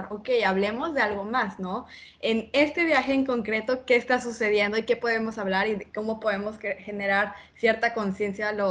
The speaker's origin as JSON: {"language": "Spanish", "country": "Mexico", "said": "Claro, yo soy mexicana. mi papá es italiano, mi mamá es mexicana"}